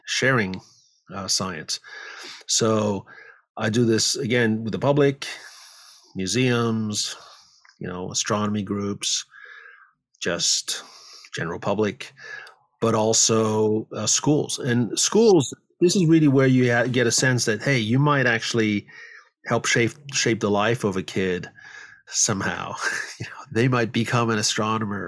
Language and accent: English; France; moved away as an adult; also born or lived in Paris, France / Ithaca, New York, United States; now in San Francisco Bay Area, United States; I grew up in France.